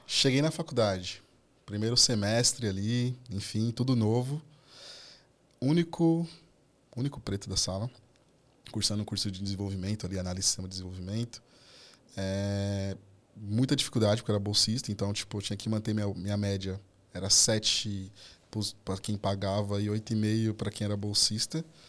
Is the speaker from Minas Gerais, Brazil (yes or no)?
no; São Paulo, Brazil; eu fui nascido e criado na Zona Norte, na Brasilândia, ali, na região da Brasilândia.